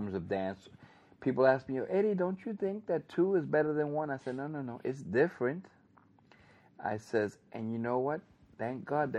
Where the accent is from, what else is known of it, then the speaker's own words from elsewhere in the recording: New York, United States; I come from New York